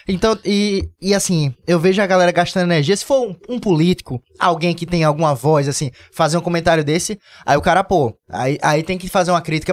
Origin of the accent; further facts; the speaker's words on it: Northeast Region, Brazil; eu conheço minha terra, eu, eu, me acho foda, eu sei que o Nordeste é foda